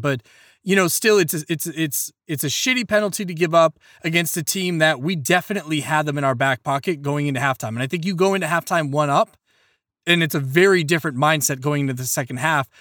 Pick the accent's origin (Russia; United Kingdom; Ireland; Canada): Ireland; as an Irishman